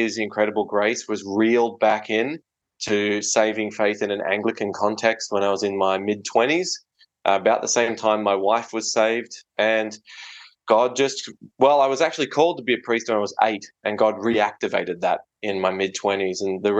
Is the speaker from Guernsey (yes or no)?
no; Australia; moved away; I was born and raised in Australia in a Roman Catholic family.